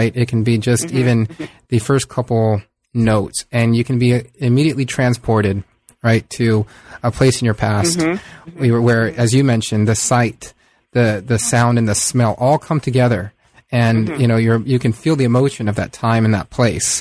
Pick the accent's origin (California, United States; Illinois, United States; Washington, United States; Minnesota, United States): California, United States; San Diego; I grew up on the San Diego, the, you know, Southern California-Mexico mm-hmm. border